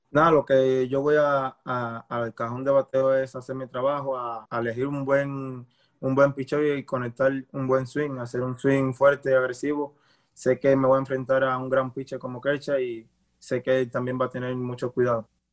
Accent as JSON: {"language": "Spanish", "country": "Cuba", "also_born_or_lived": "Mexico", "moved": "as an adult", "lives_now": "United States", "said": "me escapé de Cuba en, un bote y llegué a México"}